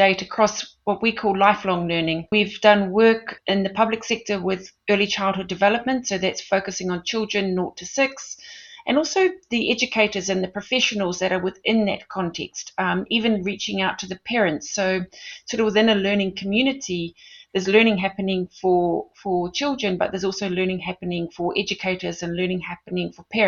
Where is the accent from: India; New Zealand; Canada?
New Zealand; moved away as an adult; also born or lived in London, United Kingdom; now in South Africa; I'm originally from New Zealand and sort of studied at Auckland University a degree in performance piano. I went on to Teachers College in New Zealand